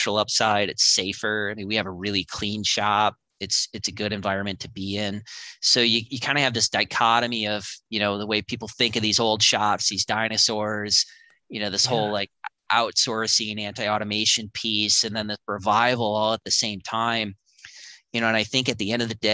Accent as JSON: {"language": "English", "town": "Waukesha", "region": "Wisconsin", "country": "United States", "tie": "born or raised there", "said": "We grew up in Waukesha, which is kind of a salt of the earth town"}